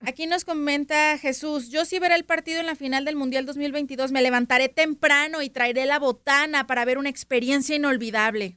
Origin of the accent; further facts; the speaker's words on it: Mexico; Así no somos los mexicanos